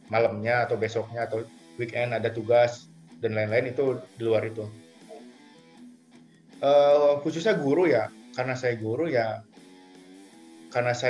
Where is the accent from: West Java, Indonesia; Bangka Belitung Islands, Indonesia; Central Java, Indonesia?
West Java, Indonesia; Cimahi; Dulu saya nggak pernah bilang saya dari Bandung, saya dari Cimahi.